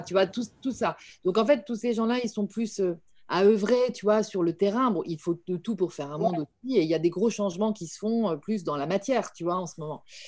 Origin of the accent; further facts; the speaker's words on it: Paris, Île-de-France, France; en tant que Parisienne